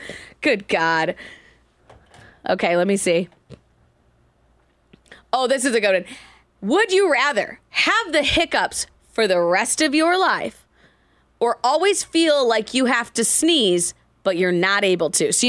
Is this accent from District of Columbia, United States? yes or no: no; Indiana, United States; I grew up in Indiana